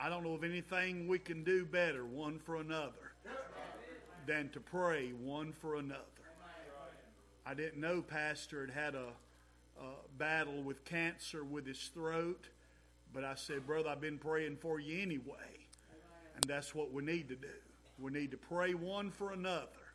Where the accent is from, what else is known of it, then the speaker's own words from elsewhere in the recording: Brown Mountain, United States; We grew up in Brown Mountain.